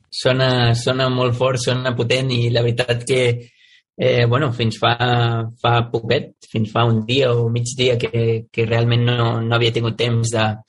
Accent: Sant Antoni de Vilamajor, Catalonia, Spain; és el meu poble, és on m'he criat, on he crescut, és un poble molt petit

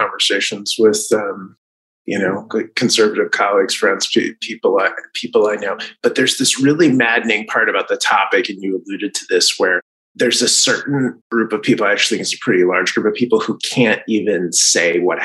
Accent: California, United States; as a Californian

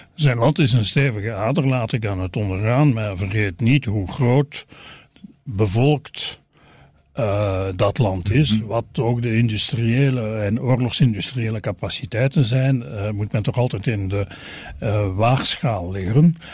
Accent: Belgium; wij als Belgen

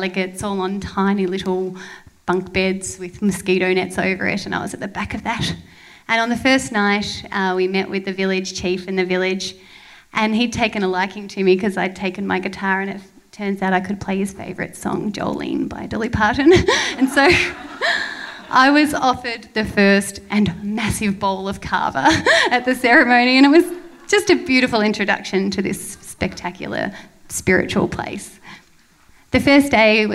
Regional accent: Melbourne, Victoria, Australia; moved away as an adult; also born or lived in Banda Aceh, Indonesia; I moved back to my hometown, Melbourne

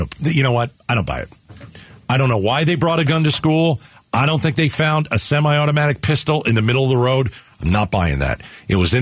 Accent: New York, United States; moved away; also born or lived in New Jersey; I'm from New York

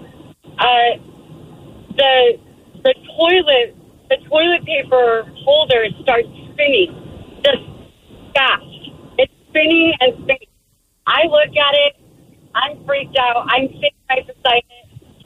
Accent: California, United States; moved away; I am a kid who grew up in California

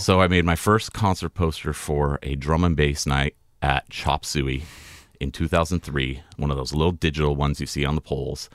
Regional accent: California, United States; moved away; I grew up in California going to Tahoe and was outside all the time

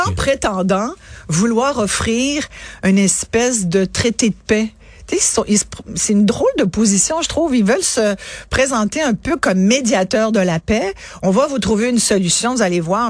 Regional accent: France; je suis née en France

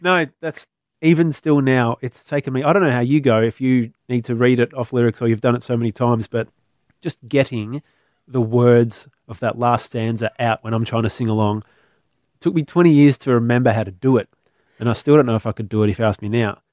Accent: Melbourne, Victoria, Australia; I was from Melbourne.

